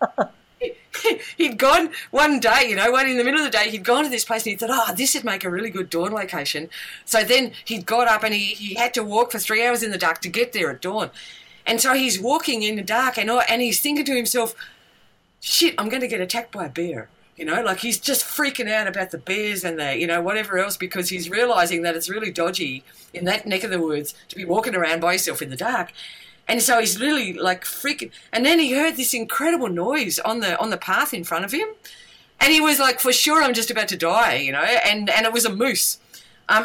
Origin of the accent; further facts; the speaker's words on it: Tasmania, Australia; I come from Tasmania